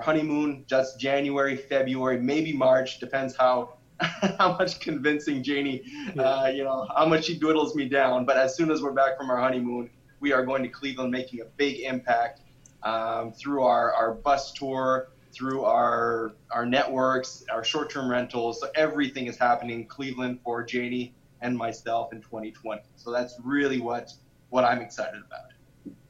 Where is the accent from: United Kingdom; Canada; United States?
Canada; especially as a Canadian